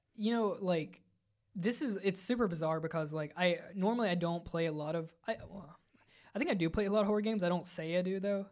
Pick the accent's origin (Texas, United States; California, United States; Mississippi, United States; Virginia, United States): Virginia, United States; growing up in Virginia in the, in the neck of the woods